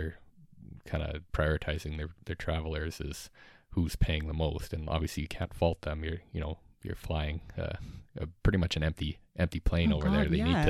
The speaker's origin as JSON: {"language": "English", "country": "Australia", "said": "But, you know, as an Australian, when you land"}